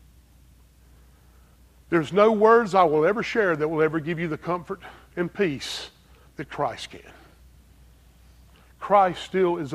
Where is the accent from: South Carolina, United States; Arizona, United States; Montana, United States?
South Carolina, United States; Greer; accent: strong southern accent; also born or lived in Pennsylvania; I'm from Greer, South Carolina